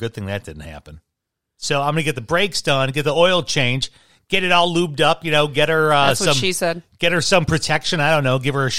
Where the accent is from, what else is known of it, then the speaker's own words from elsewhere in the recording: Chicago, Illinois, United States; also born or lived in Kentucky; Midwesterners, I was born in Kentucky, raised in Chicago. And I always knew of the flatlands, man. My dad's side is from Iowa.